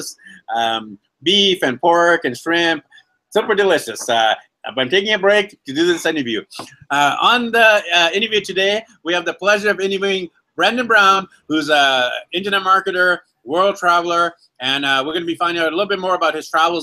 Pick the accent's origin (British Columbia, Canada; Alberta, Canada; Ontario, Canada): British Columbia, Canada; Vancouver; I'm actually from Vancouver